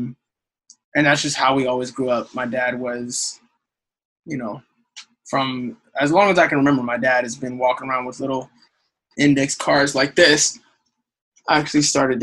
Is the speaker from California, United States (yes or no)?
yes; San Diego, California, United States; I'm from San Diego, so I was in the San Diego Youth Symphony for a little while